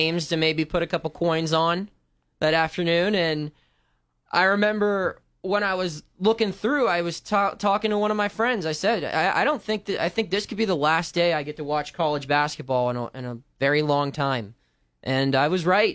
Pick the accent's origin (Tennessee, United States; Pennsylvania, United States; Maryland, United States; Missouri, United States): Pennsylvania, United States; Burgettstown; moved away as an adult; now in Northeast Ohio, United States; I grew up in Pittsburgh. It's a very big sports town